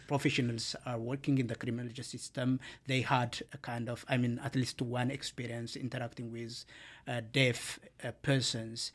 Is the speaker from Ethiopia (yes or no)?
yes; Ethiopia; moved away as an adult; now in Canada; I am from Ethiopia and my background is law